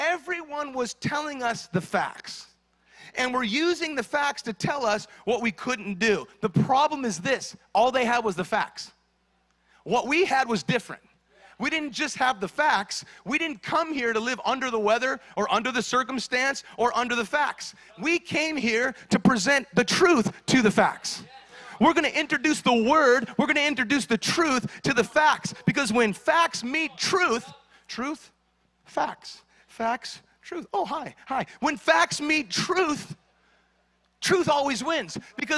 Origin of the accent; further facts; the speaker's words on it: Kingman, Arizona, United States; now in Southern California, United States; When we came here to Southern California, we came from Kingman, Arizona. Some of you don't even know where that is. Don't visit it, all right?